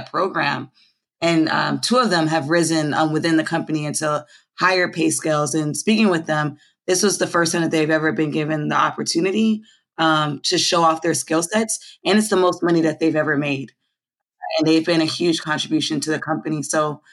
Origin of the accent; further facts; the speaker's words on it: Los Angeles, California, United States; moved away as an adult; also born or lived in Philadelphia, Pennsylvania; I was born here actually in South Central Los Angeles.